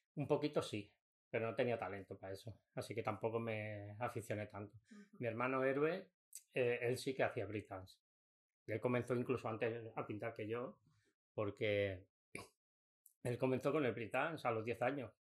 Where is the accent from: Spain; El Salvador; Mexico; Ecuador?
Spain; Mataró, Catalonia; vinimos aquí al barrio de Pladenboet, en Mataró